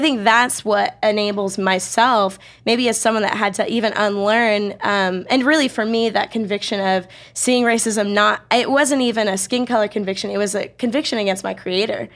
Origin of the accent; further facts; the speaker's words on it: Bay Area, California, United States; now in Riverside, United States; I grew up in the Bay Area